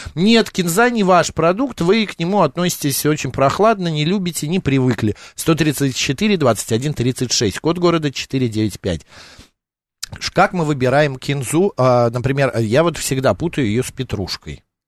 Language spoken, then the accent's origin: Russian; Batumi, Adjara, Georgia; also born or lived in Tbilisi, Georgia; в году эдак 86-87 э, э, мы с родителями жили в городе Батуми. Мы как раз переехали из Тбилиси в Батуми